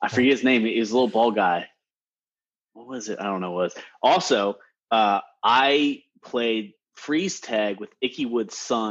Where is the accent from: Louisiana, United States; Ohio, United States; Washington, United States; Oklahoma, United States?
Ohio, United States; Cincinnati; growing up in Cincinnati.